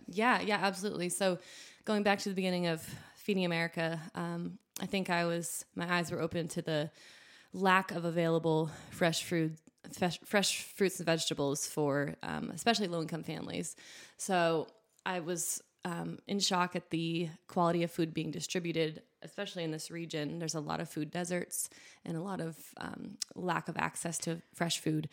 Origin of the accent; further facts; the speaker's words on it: New Hampshire, United States; moved away as an adult; also born or lived in Vermont; now in Southwest Virginia, United States; I grew up in New Hampshire, like I said, and went to school in Vermont, just next door